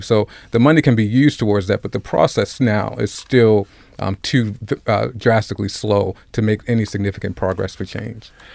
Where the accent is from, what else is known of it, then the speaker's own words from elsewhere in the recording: Baltimore, Maryland, United States; I grew up in Cherry Hill. I had the privilege of going to Poly High School and graduating and graduating from Morgan State